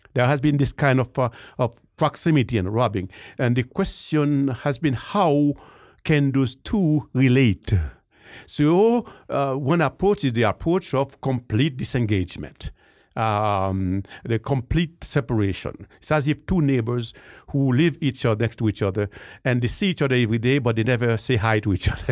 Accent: Haiti; moved away as an adult; also born or lived in Jamaica / Lima, Peru; now in Denver, United States; particularly from the great country of, uh, of Haiti. Uh, grew up there and went to school

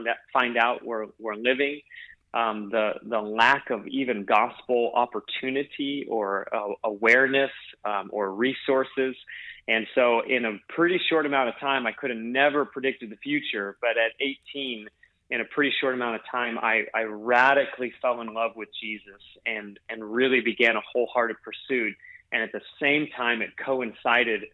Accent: Alaska, United States; moved away; also born or lived in Hawaii / Pennsylvania; my town that I grew up in Alaska would have fit on the field of any one of those stadiums that we've gathered. I just come from a tiny little town in Alaska

